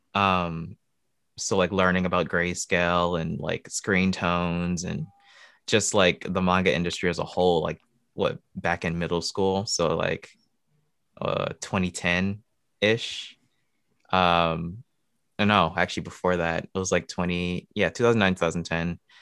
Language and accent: English; Michigan, United States; moved away as an adult; now in Ohio, United States; born and raised in Michigan, uh, but currently living in Ohio